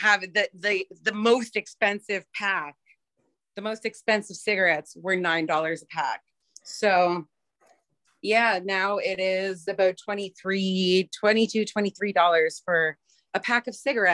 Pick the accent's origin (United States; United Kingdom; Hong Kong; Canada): Canada; I'm Canadian